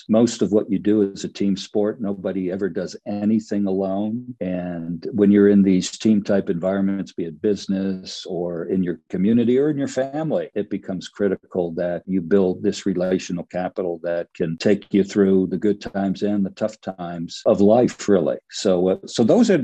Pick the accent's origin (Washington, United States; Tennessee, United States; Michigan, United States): Michigan, United States; Detroit; I grew up in Detroit, Motown